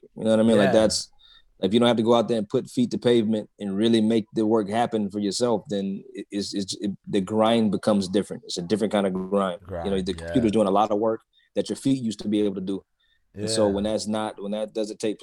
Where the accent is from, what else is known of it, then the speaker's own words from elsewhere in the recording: Atlanta, Georgia, United States; I grew up in Atlanta